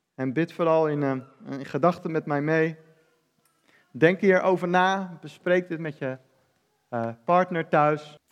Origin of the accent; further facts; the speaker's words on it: Netherlands; ik ben Nederlander